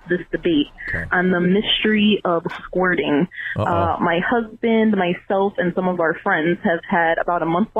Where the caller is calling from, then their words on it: Connecticut, United States; I'm calling in from Connecticut